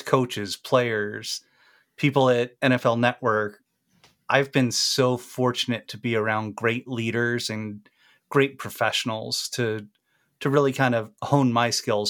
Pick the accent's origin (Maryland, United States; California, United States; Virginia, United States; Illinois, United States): Maryland, United States; And I grew up in Maryland and my family had season tickets to the Baltimore Colts.